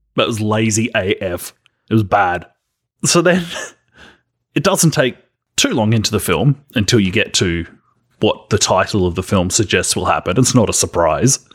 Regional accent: Australia; accent: Australian

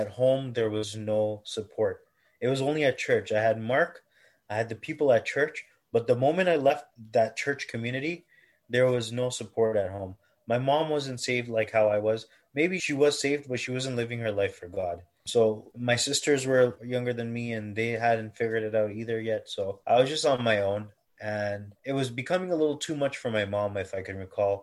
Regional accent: Toronto, Ontario, Canada; I was born and raised in Toronto

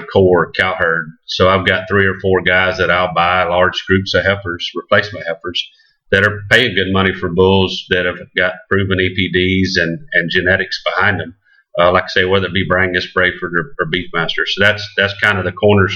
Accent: Glades County, Florida, United States; also born or lived in Okeechobee, Florida; Grew up on a 6,000-acre ranch in Glades County that my family owned.

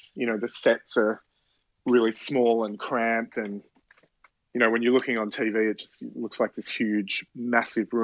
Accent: Australia; now in New York, United States; being Australian

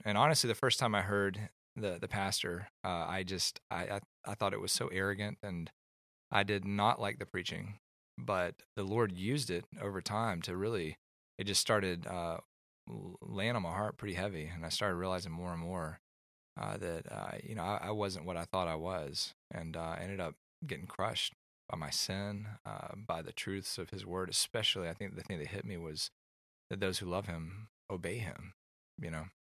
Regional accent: Atlanta, Georgia, United States; moved away as an adult; also born or lived in California; I grew up in Atlanta, and I moved to California after college

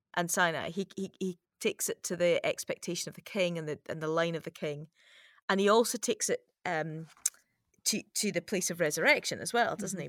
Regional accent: United Kingdom; as a British person

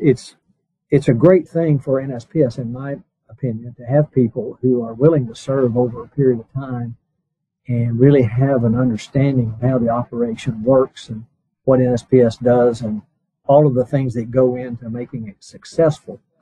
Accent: Blue Ridge Mountains, United States; I grew up around in the Blue Ridge Mountains

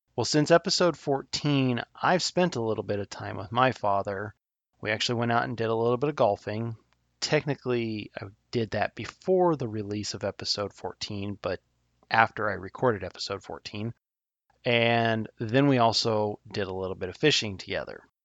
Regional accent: Nebraska, United States; my home state of Nebraska

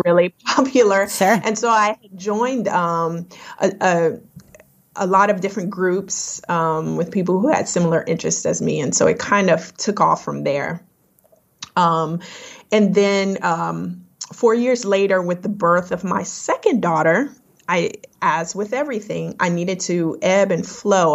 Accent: Lafayette, Louisiana, United States; now in North Carolina, United States; I was um, born and raised in Lafayette, Louisiana.

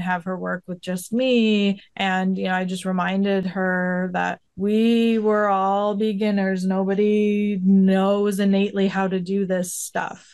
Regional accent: Illinois, United States; now in Washington, United States; I grew up in Illinois

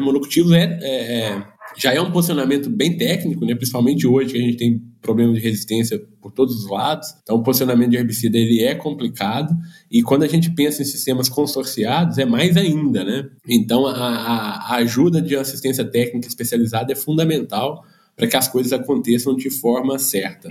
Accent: Minas Gerais, Brazil; como um bom mineiro aqui

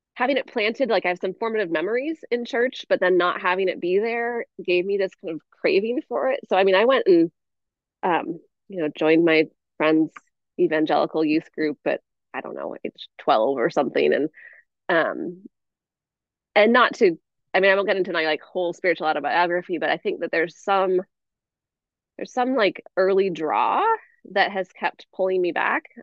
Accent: Northwest Washington, United States; moved away as an adult; I grew up in Northwest Washington

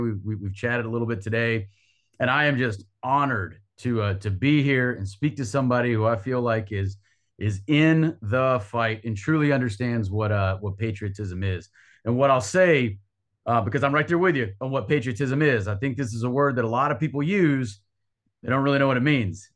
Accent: North Carolina, United States; I'm from North Carolina

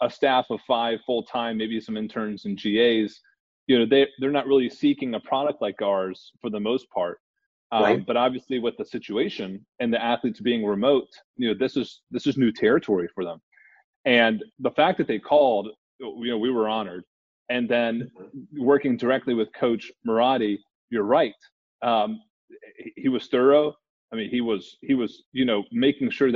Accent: Tennessee, United States; Tennessee's my home state

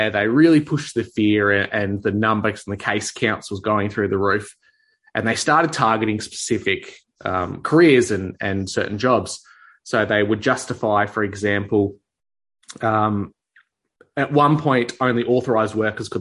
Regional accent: Victoria, Australia; Especially in my case, Victoria, which is, as a lot of people in my country would know, had the hardest restrictions, mandates, lockdowns, the most totalitarian New World Order type of stuff rolled out, was all in my home state

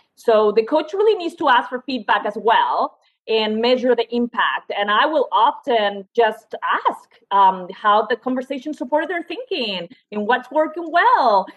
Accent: Spain; moved away as an adult; also born or lived in France / Suffolk, Virginia; now in United States; I'm originally from Spain, went to a French university

